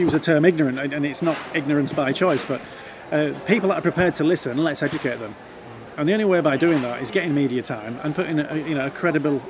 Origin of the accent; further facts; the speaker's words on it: Yorkshire and the Humber, United Kingdom; I'm from Yorkshire and the people around here can't understand me